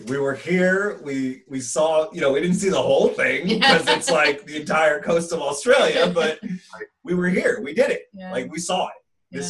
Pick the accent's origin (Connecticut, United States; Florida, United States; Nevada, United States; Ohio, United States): Florida, United States; South; now in Chicago, United States; I grew up in South Florida. I grew up in the water. I could swim before I could walk.